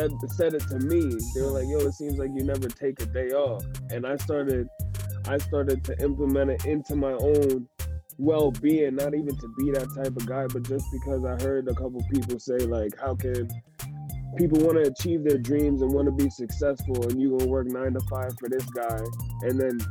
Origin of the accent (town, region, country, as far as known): Milford, Pennsylvania, United States; born or raised there; also born or lived in Hoboken, New Jersey